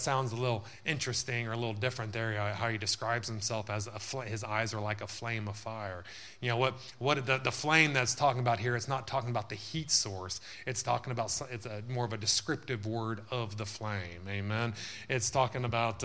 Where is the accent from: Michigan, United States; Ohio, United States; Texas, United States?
Texas, United States; moved away; when we grew up in the South there